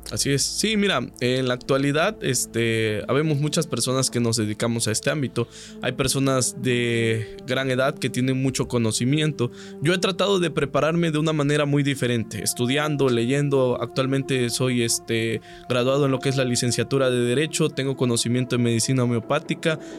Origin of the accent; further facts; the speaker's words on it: Catemaco, Veracruz, Mexico; soy de Catemaco, Veracruz